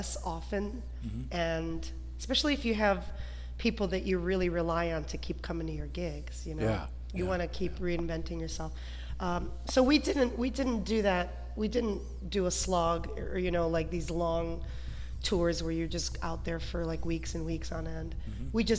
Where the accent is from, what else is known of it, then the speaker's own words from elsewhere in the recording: Detroit, Michigan, United States; I always felt different growing up. Like there was this Ukrainian part of me, even though I was born in Detroit